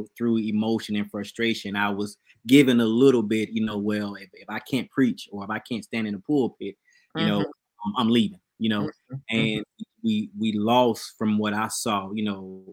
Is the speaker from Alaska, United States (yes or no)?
no; Birmingham, Alabama, United States; My church growing up in Birmingham, it was male dominated.